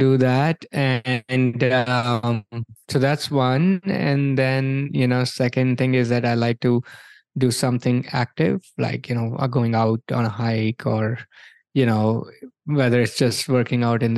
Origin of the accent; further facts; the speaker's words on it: India; moved away as an adult; also born or lived in New York, United States; now in Orlando, United States; I grew up in India, came here in 2003.